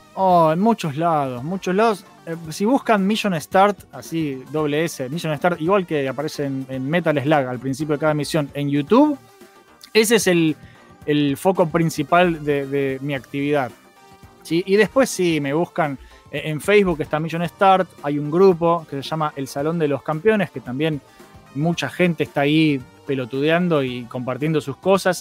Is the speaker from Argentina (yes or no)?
yes; Buenos Aires, Argentina; somos todos de Buenos Aires